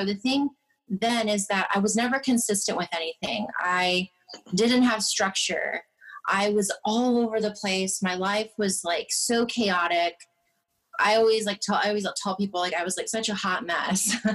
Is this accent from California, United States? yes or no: yes; California, United States; moved away; also born or lived in Michigan; they had moved to California, and I was born and raised there.